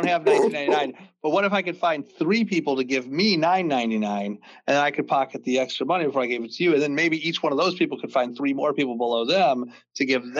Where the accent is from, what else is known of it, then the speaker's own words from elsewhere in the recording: Fraser, Michigan, United States; I grew up in Fraser, and at one point, there was a Meijer that opened in Fraser.